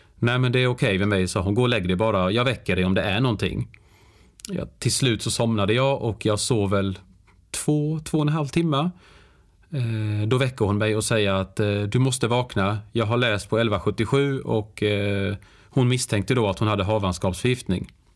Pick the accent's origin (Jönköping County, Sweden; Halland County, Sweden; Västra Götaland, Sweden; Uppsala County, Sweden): Jönköping County, Sweden; Värnamo; moved away; jag är ju född och uppvuxen i, i Värnamo, en väldigt liten stad i, i Småland där jag då bodde i 30 års tid